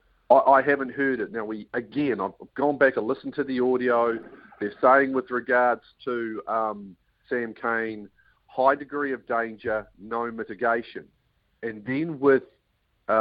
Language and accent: English; New Zealand; So whilst I sit here as a New Zealander